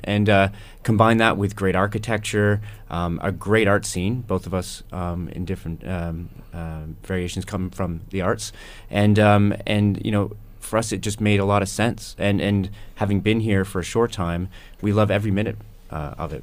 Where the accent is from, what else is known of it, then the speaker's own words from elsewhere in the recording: Burlington, Ontario, Canada; moved away as an adult; also born or lived in London, England; now in Hamilton, Canada; I grew up in Burlington